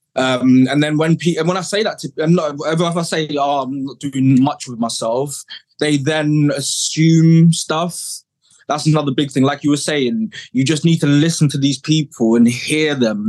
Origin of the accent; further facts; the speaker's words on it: Kent, South East England, United Kingdom; moved away as an adult; also born or lived in South London; now in Somerset, United Kingdom; growing up in Kent um, back in the 80s, growing up in care 90s